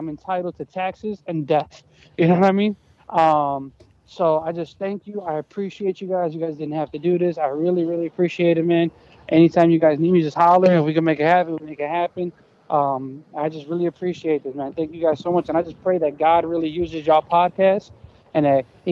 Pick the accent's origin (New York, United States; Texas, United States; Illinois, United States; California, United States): Illinois, United States; Chicago; also born or lived in Colombia; I'm from Chicago